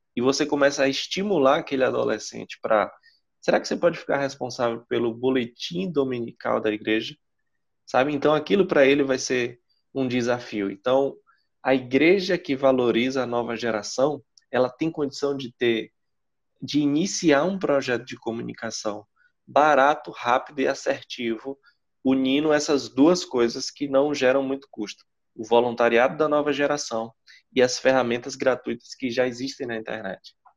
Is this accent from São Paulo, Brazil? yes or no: no; interior of Bahia, Brazil; na minha cidade, eu venho de uma cidade de interior, interior da Bahia